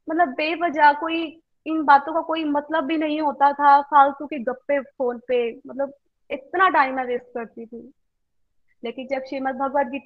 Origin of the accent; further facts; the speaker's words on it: Karnal, Haryana, India; मैं करनाल से बिलोंग करती हूँ